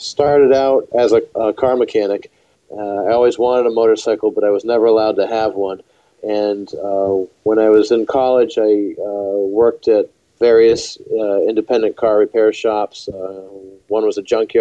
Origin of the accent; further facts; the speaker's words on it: Western Massachusetts, United States; moved away as an adult; also born or lived in New Hampshire; now in Connecticut, United States; originally from Western Massachusetts, lived in New Hampshire and also live in Connecticut